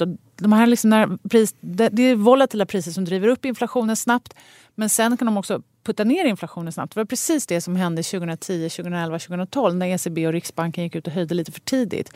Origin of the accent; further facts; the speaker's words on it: Sweden; also born or lived in Stockholm; som svensk